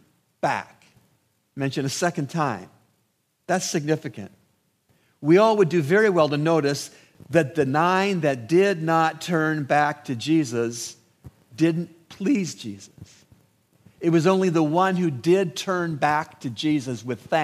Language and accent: English; Canada; also born or lived in United States; now in Bahamas; where I grew up in Canada